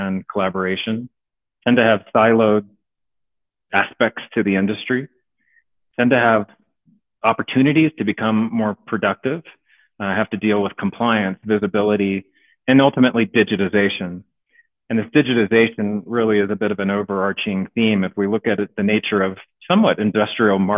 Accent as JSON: {"language": "English", "region": "West Virginia", "country": "United States", "moved": "as an adult", "lives_now": "Boulder, United States", "said": "So I'm from West Virginia originally"}